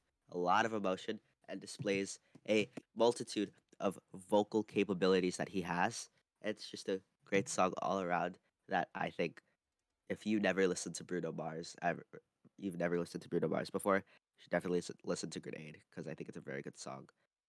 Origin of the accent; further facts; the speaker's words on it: Philippines; being Filipino myself, really?